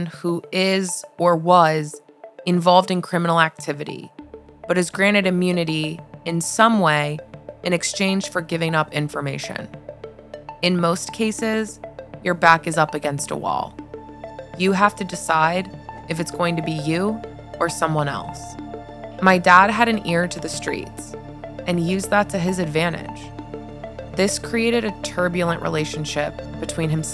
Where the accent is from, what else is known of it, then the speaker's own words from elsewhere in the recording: Wheeling, West Virginia, United States; In 1995, I was born in Wheeling, West Virginia